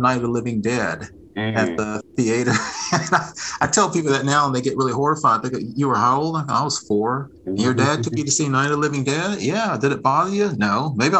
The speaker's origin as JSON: {"language": "English", "town": "Fort Worth", "region": "Texas", "country": "United States", "moved": "as an adult", "lives_now": "Atlanta, United States", "said": "I live in Atlanta, Georgia, originally from Fort Worth, Texas. That's I'm a Texan through and through"}